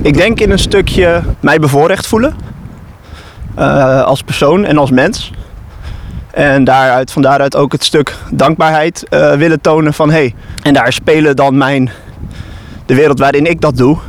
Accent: Netherlands

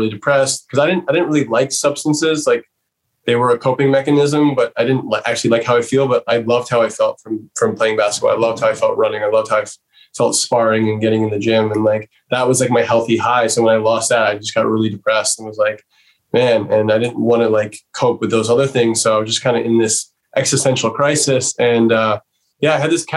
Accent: New York City, New York, United States; I grew up in New York City

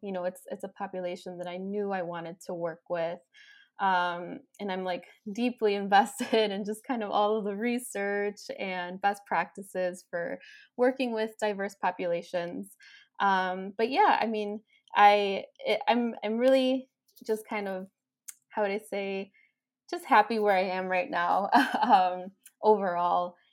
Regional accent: Chicago, Illinois, United States; I was born and raised in Chicago

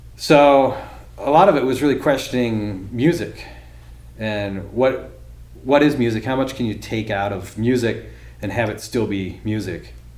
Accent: Massachusetts, United States; also born or lived in Baltimore; I grew up in Massachusetts

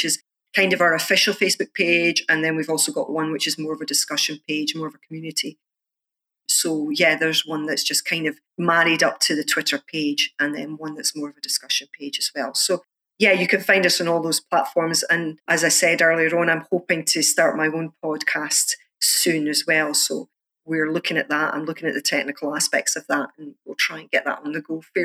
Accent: Scotland, United Kingdom; as a Scottish activist

